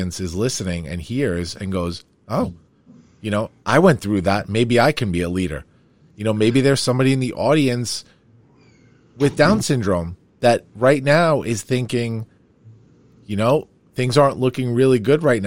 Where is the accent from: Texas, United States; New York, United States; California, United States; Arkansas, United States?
New York, United States; Farmingdale; I grew up in Farmingdale